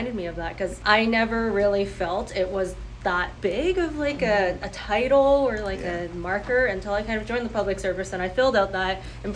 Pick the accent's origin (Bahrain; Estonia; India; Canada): Canada; first language Cantonese; my friends and I who grew up here, we all kind of rejected ourselves and said, you know, we're not that, we're Canadian